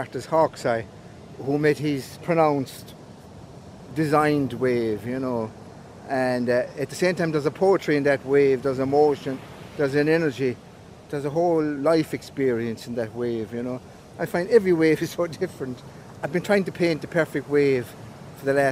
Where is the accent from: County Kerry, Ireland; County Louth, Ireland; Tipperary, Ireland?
Tipperary, Ireland; Newport; I'm an artist from Newport, County Tipperary.